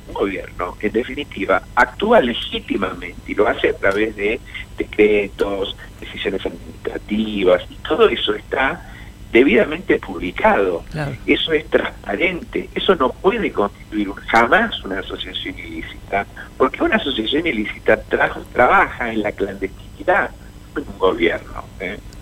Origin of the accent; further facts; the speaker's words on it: Argentina; como argentinos